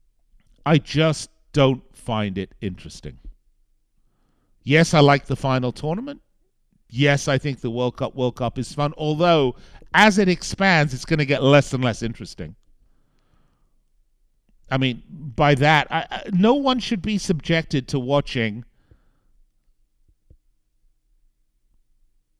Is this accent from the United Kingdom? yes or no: yes; United Kingdom; I'm British